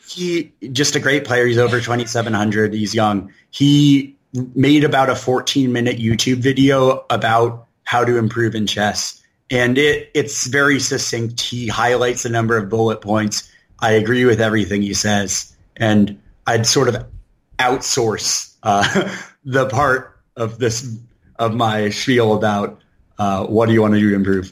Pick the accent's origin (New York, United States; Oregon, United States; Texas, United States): Oregon, United States; Portland; also born or lived in San Francisco Bay Area, California / Chicago, Illinois; I'm an Oregon kid from the start. Uh, my, I was born in the Bay Area, like about half of Oregon was, but uh, my parents moved here when I was just a couple months old, and uh, I grew up in the suburbs